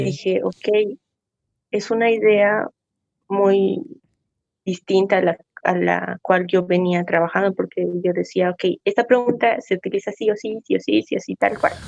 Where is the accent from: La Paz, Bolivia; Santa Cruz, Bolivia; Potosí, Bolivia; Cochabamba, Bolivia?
La Paz, Bolivia; Coroico; Me encuentro en, mi pueblito, que es Coroico